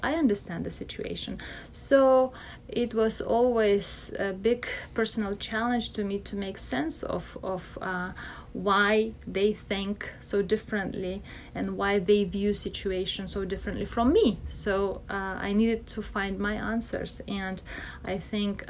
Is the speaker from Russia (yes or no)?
yes; Russia; moved away; I come from Russia originally and I am now a Western based political scientist